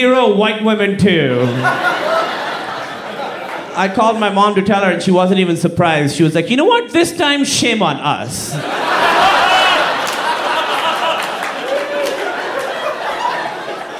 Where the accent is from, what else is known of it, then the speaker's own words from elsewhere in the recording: Pakistan; I'm from Pakistan